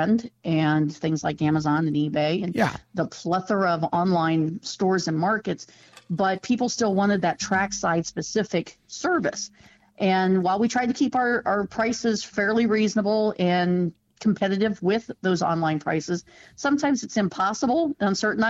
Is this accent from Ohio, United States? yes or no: yes; Ohio, United States; also born or lived in central Mississippi; now in Mississippi, United States; I moved here from Ohio, where I grew up racing